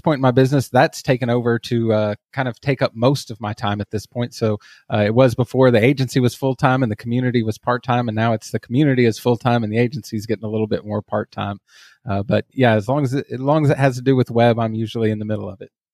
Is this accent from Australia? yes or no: no; Texas, United States; as you can probably hear from my accent. I am from Texas